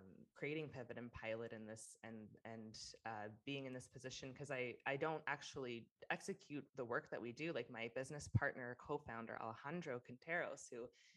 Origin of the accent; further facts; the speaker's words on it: King City, Ontario, Canada; moved away as an adult; also born or lived in Vancouver; now in Austin, United States; I was born and raised in Ontario